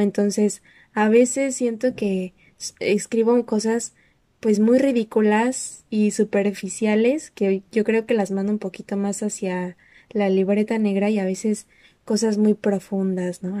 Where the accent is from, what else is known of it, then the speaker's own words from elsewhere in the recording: Mexico; yo nada más soy mexicana